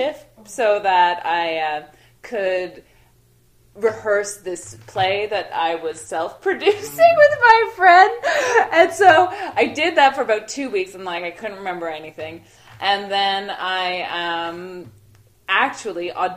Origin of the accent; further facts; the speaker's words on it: Toronto, Ontario, Canada; also born or lived in Montreal; I grew up in Toronto